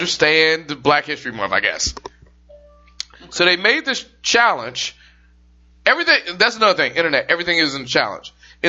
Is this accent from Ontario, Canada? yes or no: yes; Durham, Ontario, Canada; I'm from Durham, Toronto, Canada.